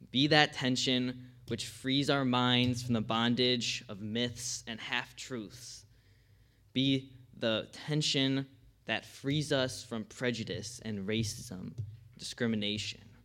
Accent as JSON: {"language": "English", "town": "Greenfield", "country": "United States", "said": "I'm from Greenfield here"}